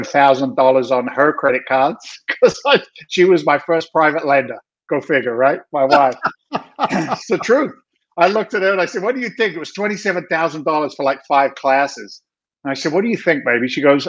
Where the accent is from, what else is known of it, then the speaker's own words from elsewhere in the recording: London, United Kingdom; moved away as an adult; now in United States; I'm actually an immigrant to the United States of America. Don't tell anybody. It's a secret. I came from London, England back in 1986, became a naturalized citizen